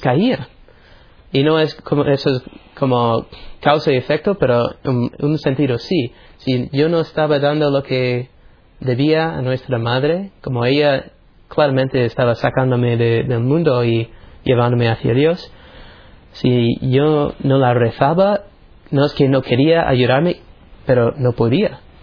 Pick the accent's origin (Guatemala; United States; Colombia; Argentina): United States; soy de los Estados Unidos.